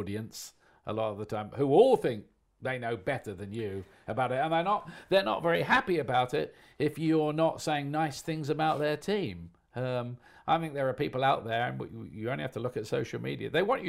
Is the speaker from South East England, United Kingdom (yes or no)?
yes; Portsmouth, South East England, United Kingdom; I support Portsmouth because I was born and brought up in Portsmouth.